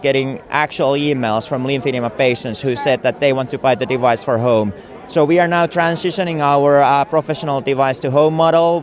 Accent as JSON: {"language": "English", "country": "Finland"}